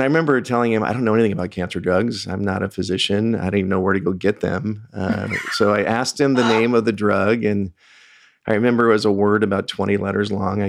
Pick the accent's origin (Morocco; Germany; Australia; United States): United States; California; I've been a Southern California resident my whole life, born and raised in SoCal.